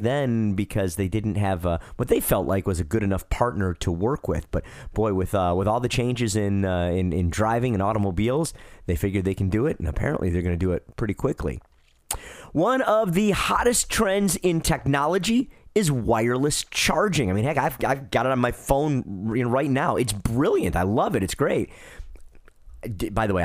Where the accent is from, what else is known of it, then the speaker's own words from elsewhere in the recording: Detroit, Michigan, United States; now in Charlotte, United States; I'm from Detroit originally.